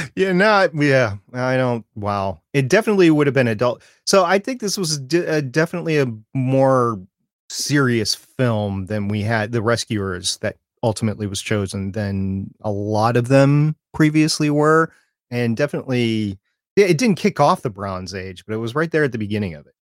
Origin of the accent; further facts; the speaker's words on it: Minneapolis–Saint Paul, Minnesota, United States; I grew up in the Twin Cities. of Minnesota, Saint Paul, Minneapolis, and we moved suburbs that summer